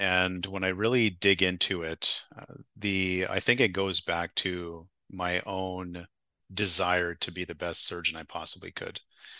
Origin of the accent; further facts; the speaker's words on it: Winnipeg, Manitoba, Canada; born there; I was born in Winnipeg, Manitoba. For the people that don't know where that is, it's just north of North Dakota.